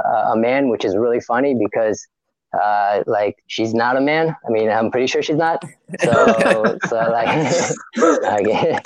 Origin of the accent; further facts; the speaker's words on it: Florida, United States; moved away as an adult; also born or lived in Israel; now in New York, United States; I'm from Florida, right? I mean, Israel, but I moved when I was three, so really, my whole life I grew up in Florida